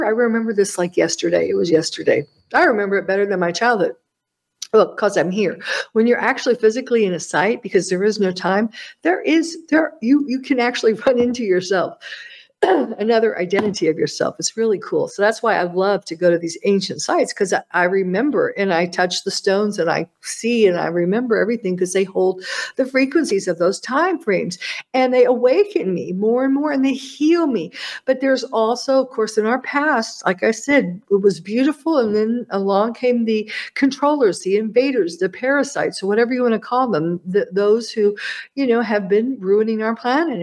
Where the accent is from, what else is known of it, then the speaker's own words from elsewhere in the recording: United States; As an American